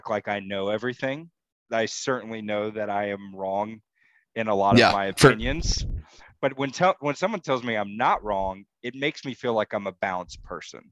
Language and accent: English; Texas, United States; I am in Dallas, Texas. I am a Texan, born